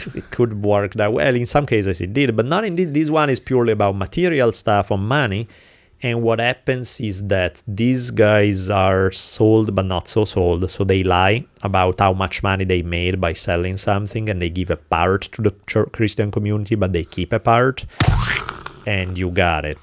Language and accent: English; Italy; moved away; growing up in Italy